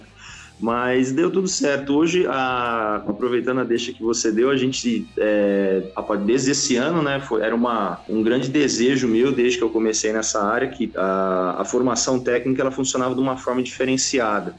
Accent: São Paulo, Brazil; also born or lived in Italy; eu sou de São Paulo capital, mas eu mudei para o interior jovem, depois uhum. acabei voltando

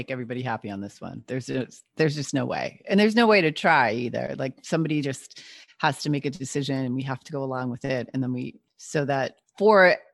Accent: New York, United States; one of the things that I was the most proud of as a New Yorker was to be able to vote for the mayor of New York

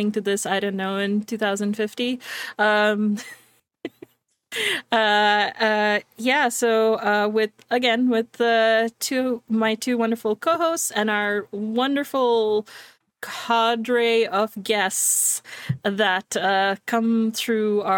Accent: Canada; I'm Canadian

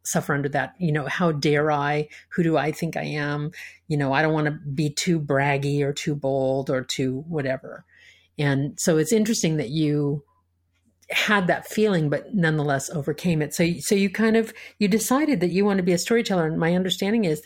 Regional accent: United States

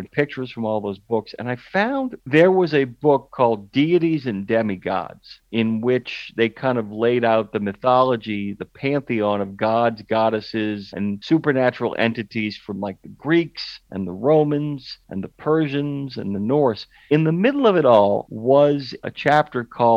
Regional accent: New Orleans, Louisiana, United States; I grew up in a neighborhood off of Florida Lee

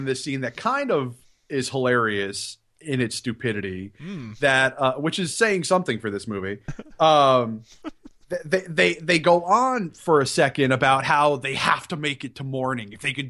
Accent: Connecticut, United States; I'm from Connecticut, home of Pez

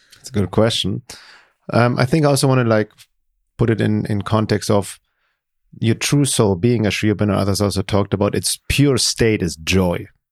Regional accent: Germany; growing up in Germany, being very lonely in high school

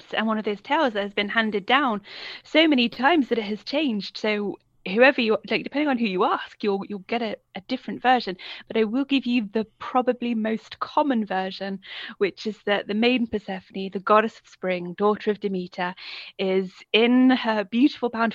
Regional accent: Coventry, West Midlands, United Kingdom; moved away; I grew up in Coventry, which is in the West Midlands, and now I live by the sea

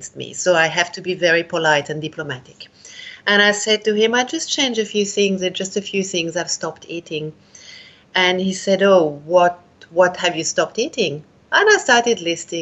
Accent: Switzerland; also born or lived in India; now in Australia; I'm from Switzerland originally, but I came to Australia

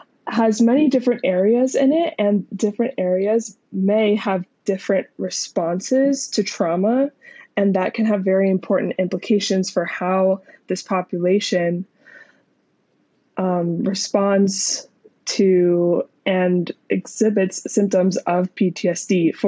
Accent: Pennsylvania, United States; also born or lived in Utah / Arizona; So I grew up in the United States, in many different states, but mostly in Pennsylvania near Philadelphia and also in Utah near Salt Lake City. And I finished high school near Phoenix.

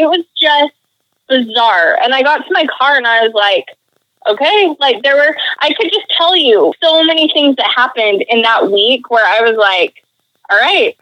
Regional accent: Utah, United States; moved away as an adult; also born or lived in New York / East Coast; I grew up in Utah

